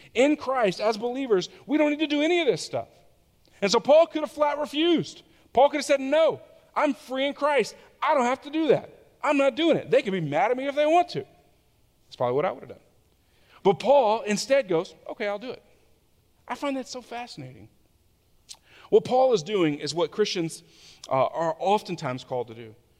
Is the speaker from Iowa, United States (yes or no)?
no; Tallahassee, Florida, United States; I lived in Tallahassee, Florida, which is my hometown.